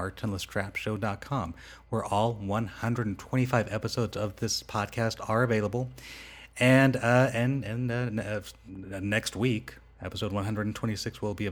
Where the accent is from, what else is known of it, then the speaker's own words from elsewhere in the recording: Rancho Cucamonga, California, United States; moved away as an adult; now in Las Vegas, United States; I grew up in Rancho Cucamonga.